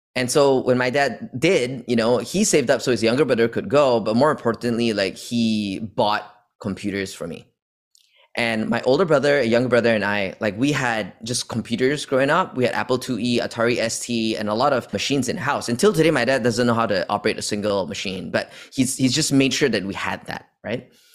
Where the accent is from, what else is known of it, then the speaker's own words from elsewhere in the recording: Malaysia; moved away as an adult; also born or lived in Australia / United States; I was born in Malaysia. And I've spent entire, my entire upbringing over here up until only college